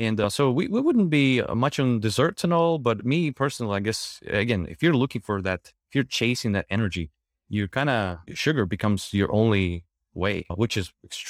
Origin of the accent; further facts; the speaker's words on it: Ukraine; English is a second language; now in United States; So I came from Ukraine and I was looking for my foods.